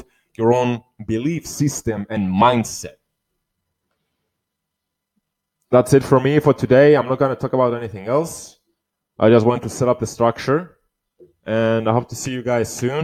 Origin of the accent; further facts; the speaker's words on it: Cyprus; here in my hometown, my country where I was born, Cyprus.